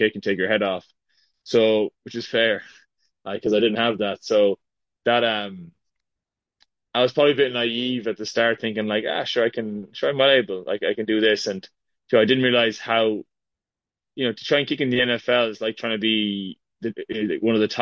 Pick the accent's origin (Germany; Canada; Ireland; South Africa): Ireland; moved away as an adult; also born or lived in Boston; now in United States; growing up in Ireland